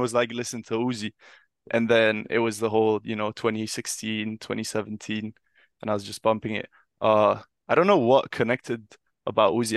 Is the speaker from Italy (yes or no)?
yes; Milan, Lombardy, Italy; moved away as an adult; also born or lived in United Kingdom; I grew up in Milan